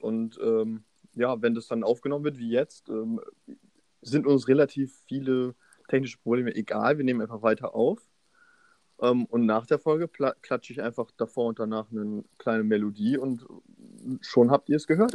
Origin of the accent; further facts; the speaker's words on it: Osnabrück, Lower Saxony, Germany; now in Hannover, Germany; Ich bin jetzt in Osnabrück. Meine ganzen Freunde, die ich einmal im Jahr durch die Schulzeit sehe, sind auch in Osnabrück